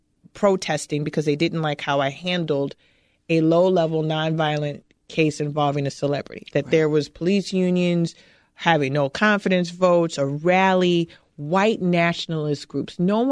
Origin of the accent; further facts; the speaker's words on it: Chicago, Illinois, United States; I grew up in Cabrini. I grew up in the projects of Chicago in the 70s and 80s when Cabrini was literally crumbling around us.